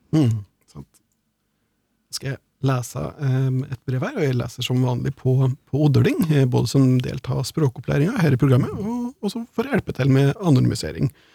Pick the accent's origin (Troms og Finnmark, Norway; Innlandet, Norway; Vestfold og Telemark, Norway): Innlandet, Norway; Hedmark and Oppland; accent: Hedmark/Oppland dialect